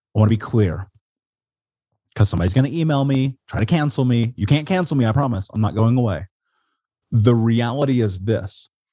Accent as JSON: {"language": "English", "town": "Indianapolis", "region": "Indiana", "country": "United States", "tie": "born or raised there", "moved": "as an adult", "lives_now": "Portland, United States", "said": "I grew up in Indianapolis"}